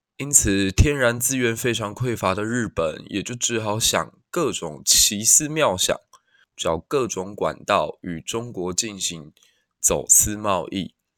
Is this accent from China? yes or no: no; Kaohsiung, Taiwan; 身为一个高雄人